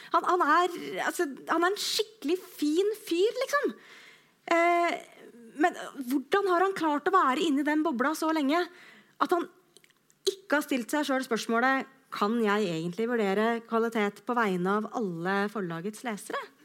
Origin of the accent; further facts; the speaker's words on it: Skjetten, Akershus, Norway; also born or lived in Løvenstad; jeg er fra Skjetten utafor Lillestrøm